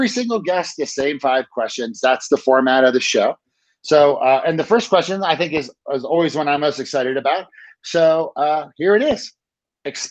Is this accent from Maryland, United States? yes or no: yes; Maryland, United States; moved away as an adult; also born or lived in Colorado / Baltimore; I grew up in Maryland, like in 1972 was born, and then I lived there until like 1990, and then I went to college